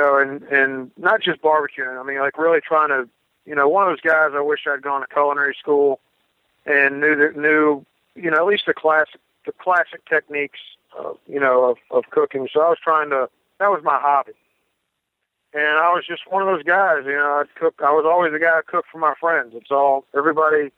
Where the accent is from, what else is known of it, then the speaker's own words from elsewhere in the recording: Northeast Mississippi, United States; also born or lived in West Tennessee; we're from Northeast Mississippi